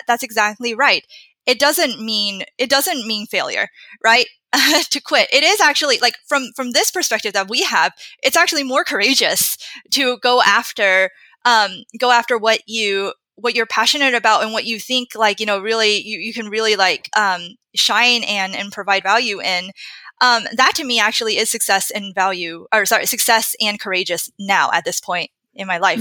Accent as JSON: {"language": "English", "country": "United States", "tie": "born or raised there", "said": "growing up in Western culture"}